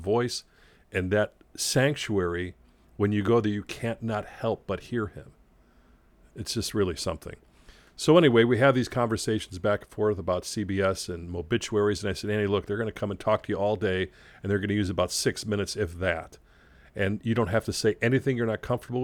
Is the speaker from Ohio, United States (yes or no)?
no; Chicago, Illinois, United States; I was growing up in Chicago